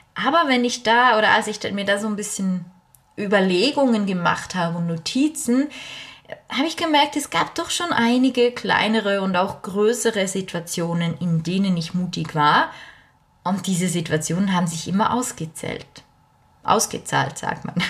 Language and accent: German; Bernese German, Switzerland; accent: Bernese German (Berndeutsch); first language Bernese German; German is a second language; Ich bin Schweizerin ich weiß, man hört es nicht immer direkt auf den äh, ersten auf den ersten Blick ist falsch, auf die erste, aufs erste Hinhören. Aber normalerweise spreche ich Berndeutsch